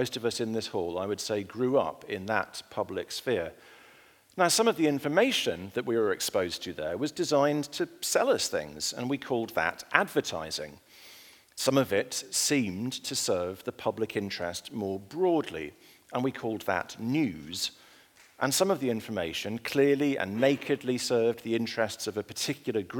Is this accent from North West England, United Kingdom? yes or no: no; Ulleskelf, Yorkshire and the Humber, United Kingdom; now in London, United Kingdom; I grew up in a village called Ullaskelf in Yorkshire in the north of England